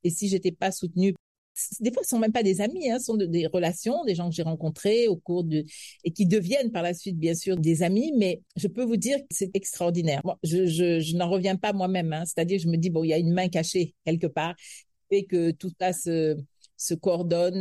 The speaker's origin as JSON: {"language": "French", "country": "Senegal", "moved": "as an adult", "lives_now": "Cameroon", "said": "je suis sénégalaise, je me sens profondément sénégalaise, même si j'ai des origines françaises"}